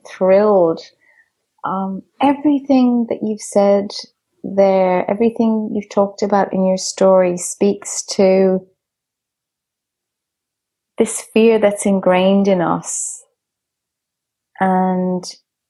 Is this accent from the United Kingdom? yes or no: no; Dublin, Leinster, Ireland; I grew up in Dublin, which I proudly say is the storytelling capital of the world.